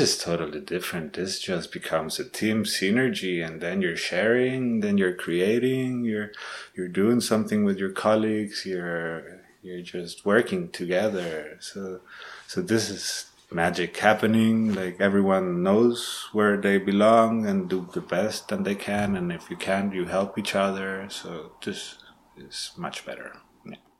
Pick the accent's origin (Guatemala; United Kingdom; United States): Guatemala; now in Heidelberg, Germany; I was born in Guatemala. I'm living in Heidelberg at the moment